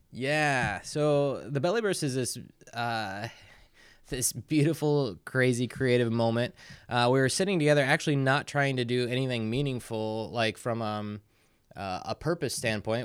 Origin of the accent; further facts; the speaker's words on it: New Haven, Indiana, United States; moved away as an adult; now in South Bend, United States; I'm from the Fort Wayne area